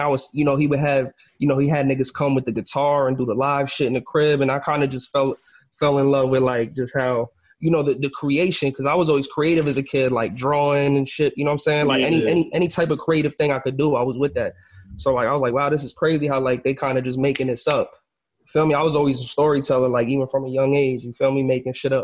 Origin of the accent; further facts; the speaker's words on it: Bayonne, New Jersey, United States; also born or lived in Bronx, New York; for the most part of my life, like I grew up over here, Bayonne, Jersey City area.